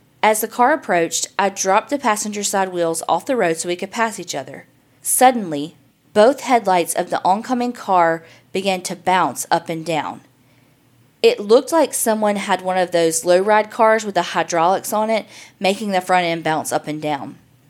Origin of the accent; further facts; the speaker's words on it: West Virginia, United States; I grew up in the West Virginia coal fields. When I was 6 years old, our house burned to the ground.